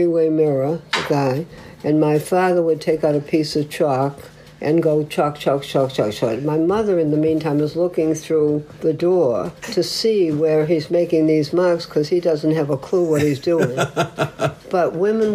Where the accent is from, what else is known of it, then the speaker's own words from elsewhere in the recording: Boston, Massachusetts, United States; also born or lived in Brookline, Massachusetts; I was born in Jamaica Plain